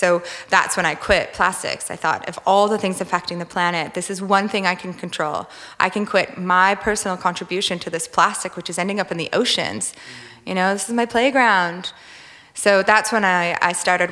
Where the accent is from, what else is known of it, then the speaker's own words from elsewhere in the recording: Minnesota, United States; moved away as an adult; also born or lived in California; now in Australia; I grew up in Minnesota, which is known as the land of lakes